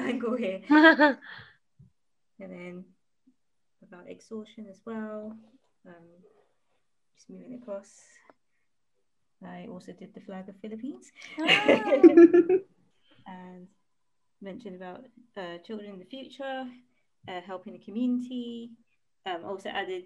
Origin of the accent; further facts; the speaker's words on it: London, United Kingdom; I grew up in East London